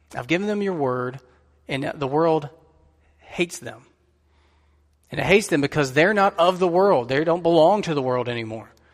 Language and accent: English; United States; us as American Christians